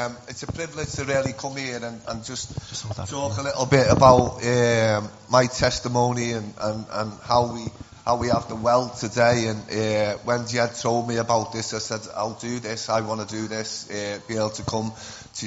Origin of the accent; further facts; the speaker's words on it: Liverpool, North West England, United Kingdom; accent: Scouse; I'm from Liverpool